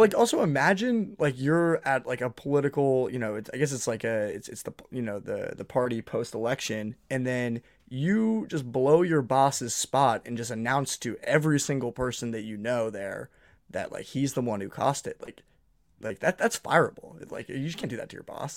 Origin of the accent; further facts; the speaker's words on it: New England, United States; now in New York, United States; I'm from New England